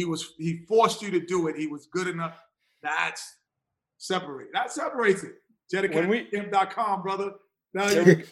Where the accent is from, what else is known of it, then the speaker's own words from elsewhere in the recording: New York City, New York, United States; I'm from Queens